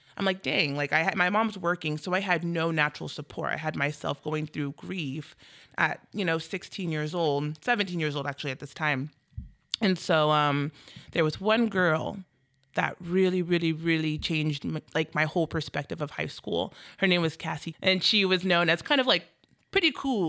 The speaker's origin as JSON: {"language": "English", "town": "Federal Way", "region": "Washington", "country": "United States", "tie": "born or raised there", "also_born_or_lived": "Bremerton, Washington", "said": "moved up to Federal Way when I was five"}